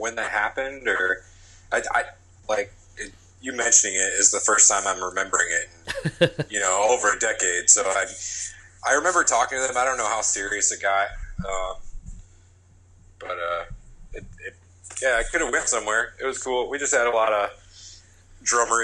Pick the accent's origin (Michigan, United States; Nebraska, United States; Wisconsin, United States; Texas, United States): Michigan, United States; Ionia; I grew up in Ionia, Michigan. Just a small little prison town, actually